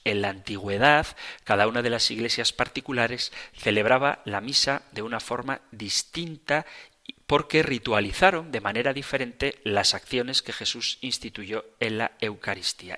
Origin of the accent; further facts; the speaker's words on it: Spain; yo que soy español